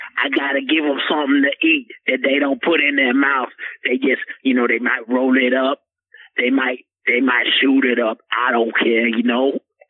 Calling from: Portland, Oregon, United States; It's about 5:03, player, because I'm calling from Portland.

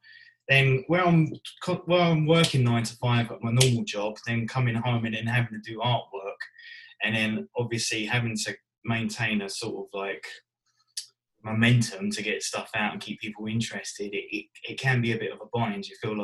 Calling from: East of England, United Kingdom; I'm from Essex.

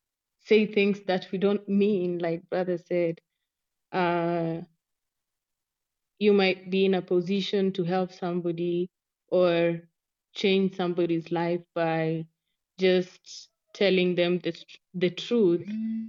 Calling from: Nairobi, Kenya; I'm speaking from Nairobi, Kenya.

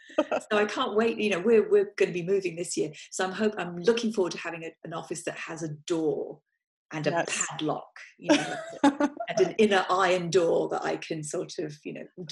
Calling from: Simi Valley, California, United States; I'm coming in from Simi Valley in Ventura. And I'm in my office.

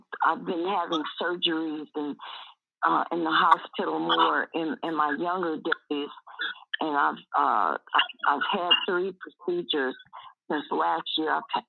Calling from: Tucson, Arizona, United States; I'm calling from Tucson, Arizona, from Divine Gables.

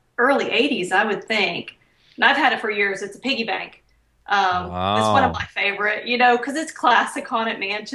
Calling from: south of Houston, Lake City, Texas, United States; I'm calling from south of Houston.

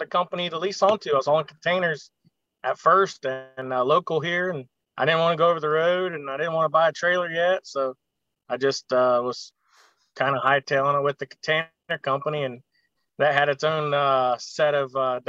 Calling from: Columbus, Ohio, United States; I'm in Columbus, Ohio.

